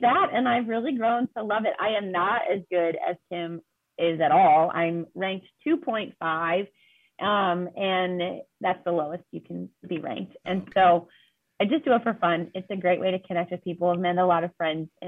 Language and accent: English; Walkersville, Maryland, United States; moved away as an adult; also born or lived in Queens, New York / Pennsylvania; now in South Bend, United States; I grew up in Walkersville in Maryland